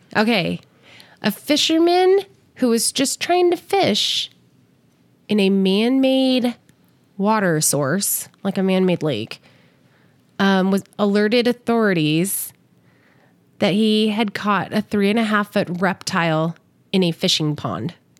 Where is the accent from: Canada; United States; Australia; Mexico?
United States; California; moved away as an adult; now in Las Vegas, United States; I grew up in California. I live here